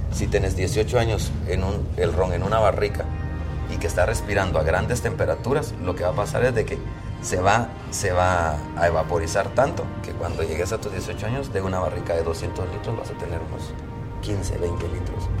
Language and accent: Spanish; Santa Rosa, Guatemala; moved away; soy de Santa Rosa